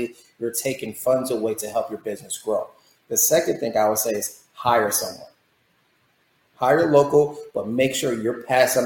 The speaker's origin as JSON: {"language": "English", "region": "Florida", "country": "United States", "moved": "as an adult", "said": "I'm from Florida, but I lost the Floridian"}